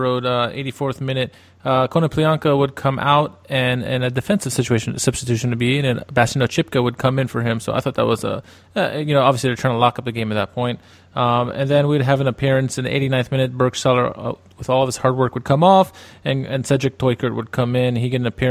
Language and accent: English; Wheaton, Maryland, United States; I am from Wheaton, Maryland